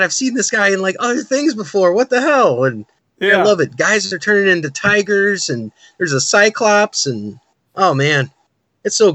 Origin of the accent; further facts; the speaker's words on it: Connecticut, United States; coming from New England, I'm from Connecticut